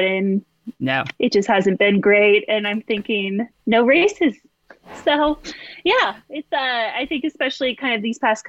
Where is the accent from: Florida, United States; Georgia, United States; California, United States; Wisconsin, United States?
California, United States; moved away as an adult; also born or lived in Nebraska / Texas; now in Park City, United States; I grew up in California and then went to school in Nebraska